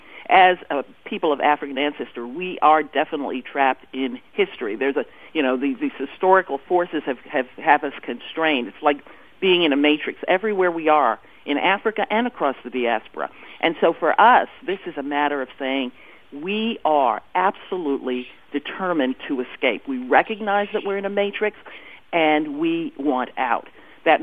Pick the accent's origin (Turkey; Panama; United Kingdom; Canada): Panama; now in United States; I was born in Panama. I live in the United States now. I have West Indian parentage